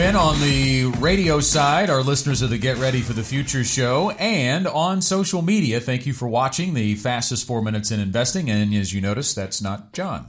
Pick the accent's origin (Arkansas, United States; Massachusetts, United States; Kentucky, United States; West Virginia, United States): Arkansas, United States; Stuttgart; I grew up in Stuttgart.